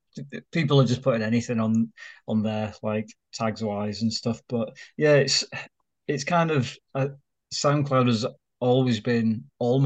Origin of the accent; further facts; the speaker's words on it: Leeds, Yorkshire and the Humber, United Kingdom; So it's kind of because I came from Leeds, and it's actually got a lot of similarities there.